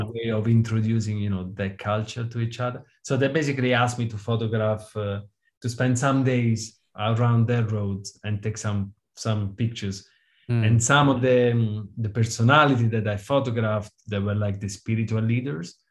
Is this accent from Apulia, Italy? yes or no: no; Rome, Lazio, Italy; now in United Kingdom; I grew up in Rome